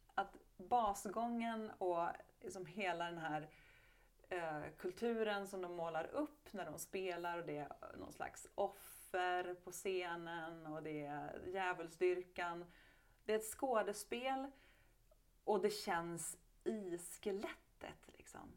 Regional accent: Hofors, Gävleborg County, Sweden; där då i Gästrikland i Hofors så har jag vuxit upp med väldigt mycket hårdrock omkring mig.

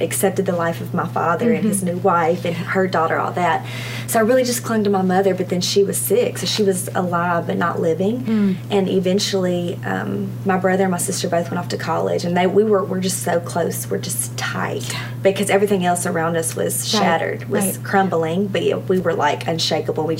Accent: Arkansas, United States; I was born and raised in Arkansas.

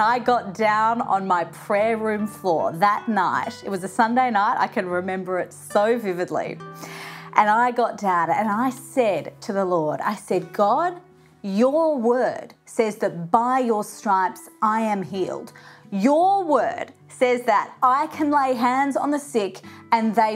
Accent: Brisbane, Queensland, Australia; in my hometown of Brisbane here in Australia

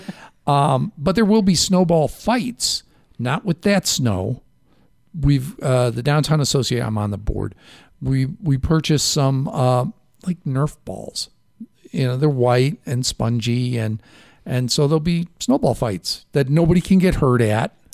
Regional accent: Chicago, Illinois, United States; accent: Chicago; now in Safford, United States; My Chicago accent

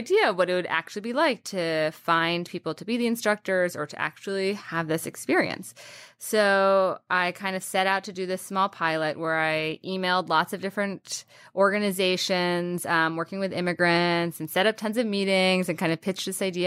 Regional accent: Washington, District of Columbia, United States; in the D C area

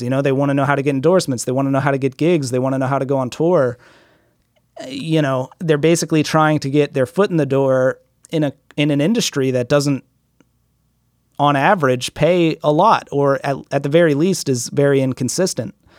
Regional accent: United States; I'm from America

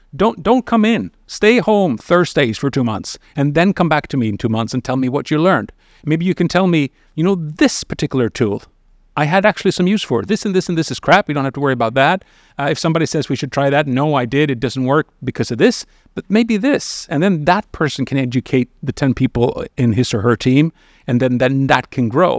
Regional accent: Sweden; I come from Sweden, which is an unusual country looking globally

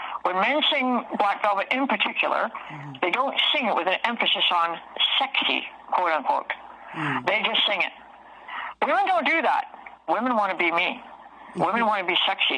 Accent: Toronto, Ontario, Canada; I was raised in Toronto as a city girl

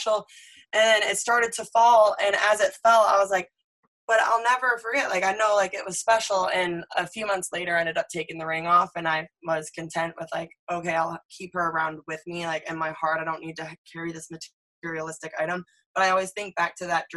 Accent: Michigan, United States; we grew up in Michigan together

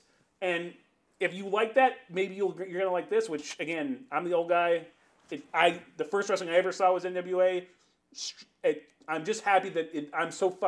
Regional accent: California, United States; moved away; as the Californian in this group, the transplant, I was a West Coaster, but I grew up on Southern wrestling.

